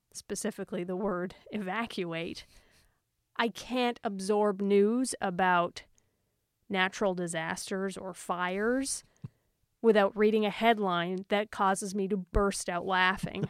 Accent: Cape Breton, Nova Scotia, Canada; in Cape Breton where I grew up

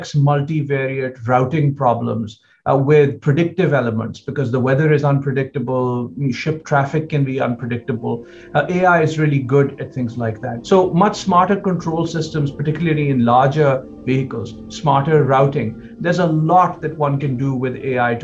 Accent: United States; as an American

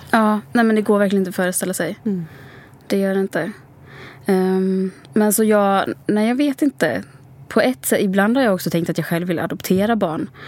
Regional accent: Sweden; also born or lived in Sri Lanka; Eh, och jag var två månader när jag kom till Sverige.

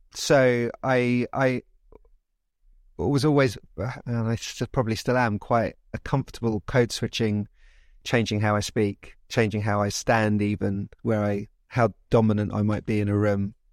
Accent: London, United Kingdom; also born or lived in Oxford; I grew up in London. I am English, British.

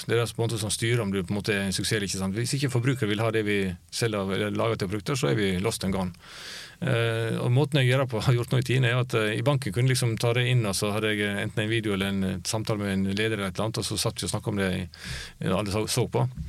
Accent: Luster, Vestland, Norway; moved away; Luster mm. der jeg kommer fra. En liten bygd på Vestlandet.

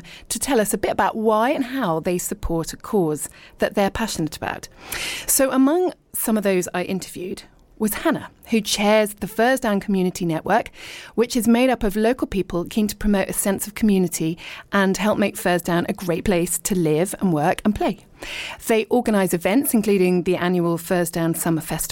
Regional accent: Richmond, London, United Kingdom; moved away as an adult; also born or lived in abroad / East Sheen; I was born in Richmond and I lived and worked in London, but then I lived abroad for a really long time. So I'm now back in the UK and I live in leafy East Sheen

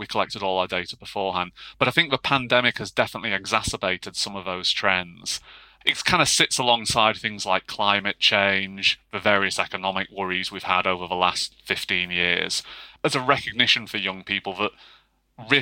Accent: Yorkshire and the Humber, United Kingdom; I grew up in Yorkshire as well.

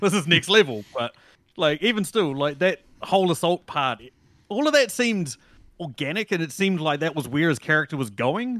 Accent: New Zealand; as a New Zealander

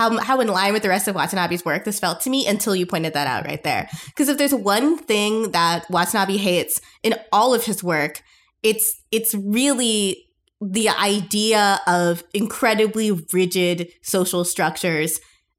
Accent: United States; as an American person

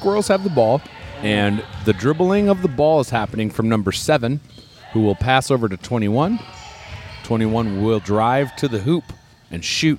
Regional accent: Hudson, Wisconsin, United States; also born or lived in St. Paul, Minnesota; I was born in St. Paul, Minnesota, but I grew up in Hudson, Wisconsin.

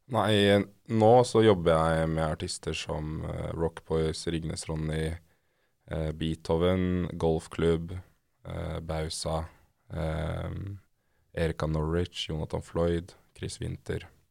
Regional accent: Oslo, Norway; Jeg er oppvokst i Oslo på Nordstrand.

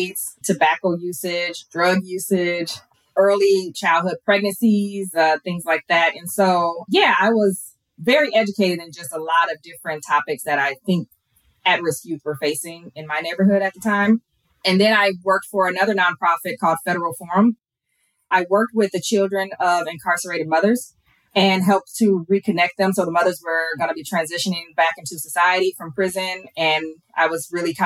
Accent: Minneapolis, Minnesota, United States; moved away as an adult; also born or lived in Elk River, Minnesota; now in Fort Worth, United States; I was born and raised in Minnesota. I'm now in Texas

